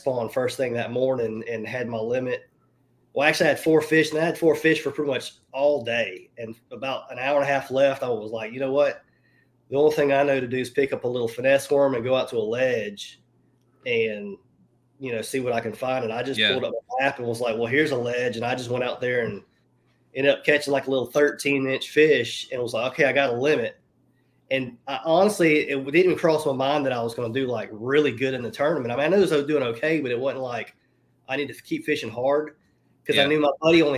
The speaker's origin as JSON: {"language": "English", "town": "Mobile", "region": "Alabama", "country": "United States", "said": "I'm from Mobile, Alabama. So most of my friends down here do saltwater fishing"}